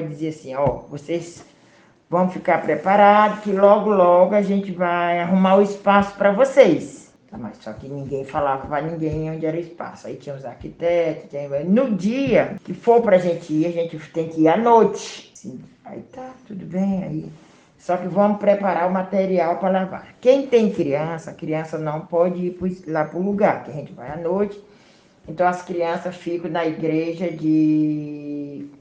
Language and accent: Portuguese; Piauí, Brazil; moved away as an adult; also born or lived in Porto Alegre; now in Florianópolis, Brazil; eu sou natural do Nordeste, Piauí, Barra se chama a cidade onde mora minha família